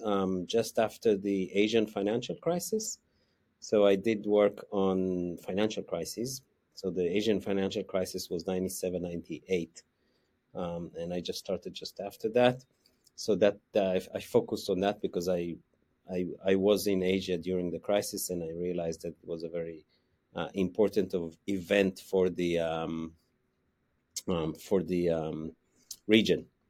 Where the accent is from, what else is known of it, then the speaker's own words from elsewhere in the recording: Israel; moved away as an adult; also born or lived in United States; now in Wellington, New Zealand; I grew up in Israel, um, so that's, that's where my accent comes from.